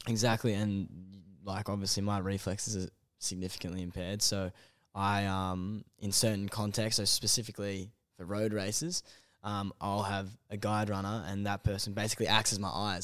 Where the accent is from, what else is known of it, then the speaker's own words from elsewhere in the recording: Melbourne, Victoria, Australia; also born or lived in Canberra; in Melbourne, um, northeastern suburbs, kind of, uh, Eltham way